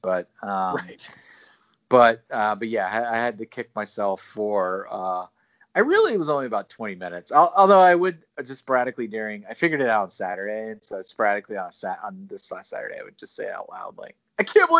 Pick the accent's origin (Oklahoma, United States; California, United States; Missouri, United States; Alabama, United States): Alabama, United States; accent: Southern; I've worked so hard to not sound like I'm from Alabama from an accent perspective, but right. still my pronunciations can be really Southern.